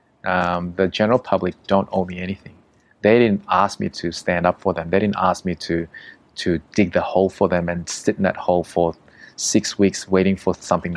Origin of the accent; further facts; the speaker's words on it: Australia; I'm from Australia.